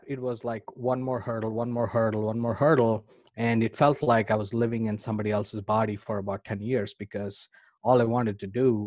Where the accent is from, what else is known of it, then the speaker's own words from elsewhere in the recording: India; I grew up in India.